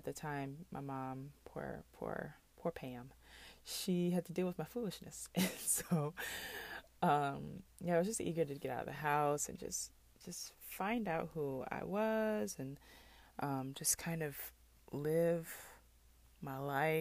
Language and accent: English; Mississippi, United States; also born or lived in Bolingbrook, Illinois; I am from Bolingbrook, Illinois, originally. I was born there. I moved to Mississippi around age 4